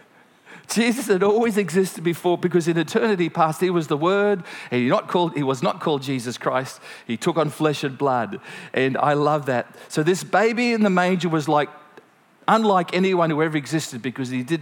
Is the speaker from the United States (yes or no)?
no; Gympie, Queensland, Australia; it's from a little farm outside of Gympie